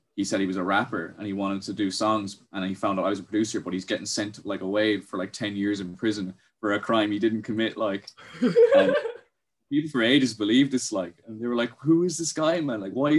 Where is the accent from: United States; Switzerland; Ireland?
Ireland; accent: neutral Irish; have a very, neutral Irish accent. Like, you couldn't really pinpoint where I'm from. You just say I'm Irish, like.